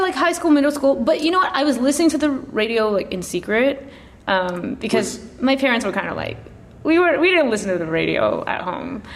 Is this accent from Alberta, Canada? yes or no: no; Chilliwack, British Columbia, Canada; also born or lived in Dagenham, London, England; now in Toronto, Canada; my family moved to Canada when I was three, so I grew up mostly in a town called Chilliwack, British Columbia